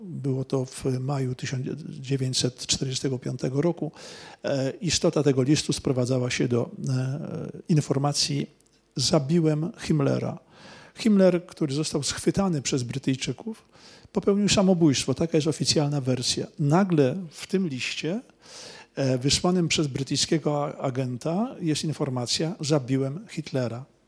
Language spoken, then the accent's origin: Polish; Poland; jestem z Polski